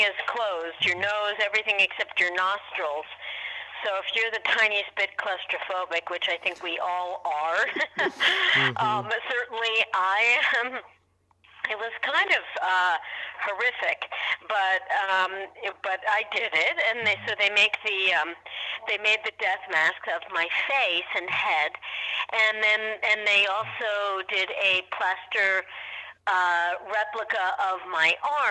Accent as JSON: {"language": "English", "town": "New York City", "region": "New York", "country": "United States", "tie": "born or raised there", "said": "I grew up in New York City"}